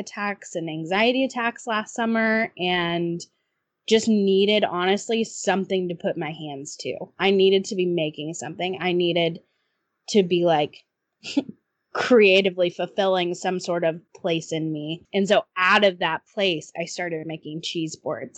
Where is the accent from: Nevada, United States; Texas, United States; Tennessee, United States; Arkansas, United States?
Tennessee, United States; Nashville; I grew up in Nashville